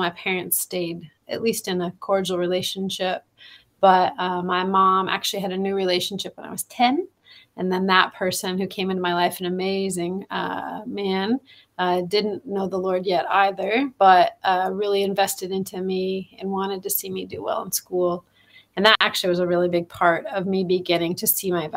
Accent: Tri-Cities, Washington, United States; moved away as an adult; also born or lived in Spokane, Washington; now in Thailand; I'm from the Tri-Cities area. That's where I grew up, originally born in Spokane

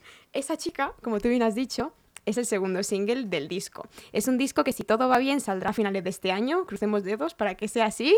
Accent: L'Hospitalet de Llobregat, Catalonia, Spain; soy de Hospitalet de Llobregat y él es de ahí, éramos de la misma ciudad.

